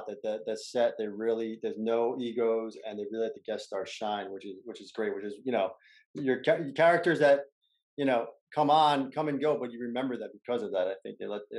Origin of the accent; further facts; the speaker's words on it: New York, United States; We're both from New York